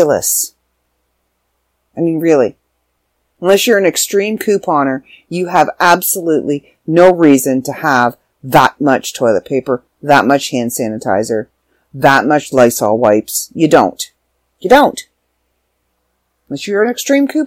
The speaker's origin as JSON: {"language": "English", "country": "Canada", "tie": "born or raised there", "said": "I'm back in Canada. I'm back in my hometown."}